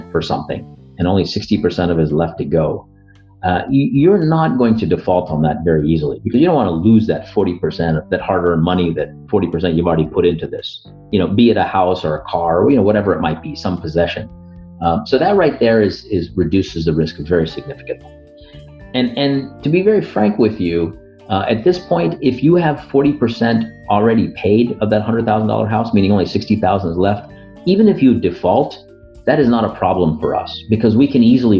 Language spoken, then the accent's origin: English; United States; I'm an Indian American. I've, you know, grown up in the United States, you know, never effectively lived in India, but my parents immigrated from Northern India